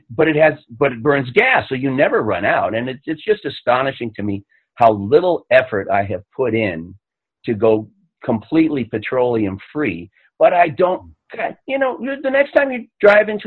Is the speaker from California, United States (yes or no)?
yes; Los Angeles, California, United States; I grew up in Los Angeles, and I got bad lungs from growing up in Los Angeles